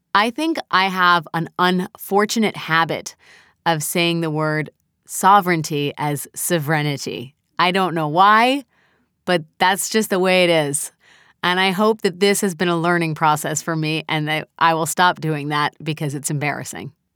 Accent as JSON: {"language": "English", "country": "United States", "said": "I'm an American"}